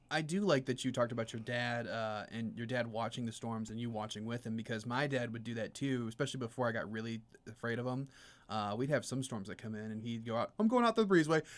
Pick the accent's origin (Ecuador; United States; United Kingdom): United States; Merrillville, Indiana; moved away as an adult; also born or lived in Joplin, Missouri; now in Peoria, United States; grew up in Maryville, Indiana